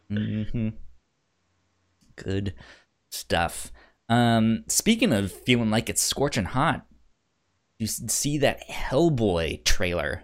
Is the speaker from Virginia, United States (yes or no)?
yes; Northern Virginia, United States; also born or lived in Laredo, Texas; I grew up in Northern Virginia and it's hot and it's humid here.